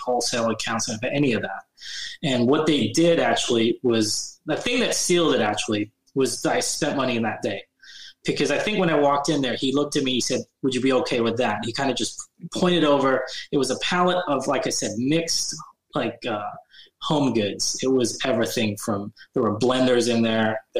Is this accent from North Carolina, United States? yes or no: no; Bay Area, California, United States; born or raised there; moved away as an adult; now in Sacramento, United States